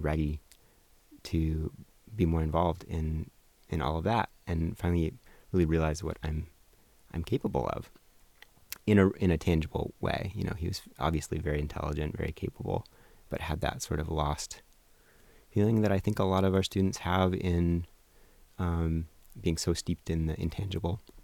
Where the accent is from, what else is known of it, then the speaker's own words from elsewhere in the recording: Portland, Oregon, United States; also born or lived in Colorado / Hawaii; I grew up in South Portland